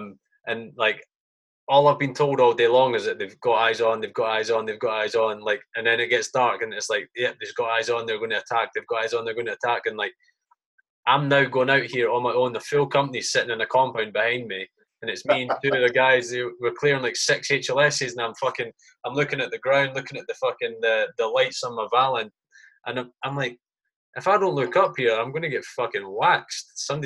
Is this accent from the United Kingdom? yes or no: yes; United Kingdom; as a Brit, you're looking at that thinking, that's fucking gold dust.